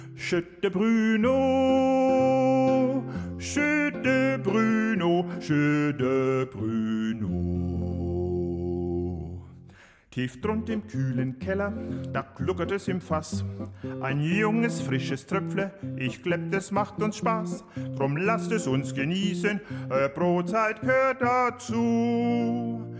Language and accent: German; Bamberg, Bavaria, Germany; wir sind aus Bamberg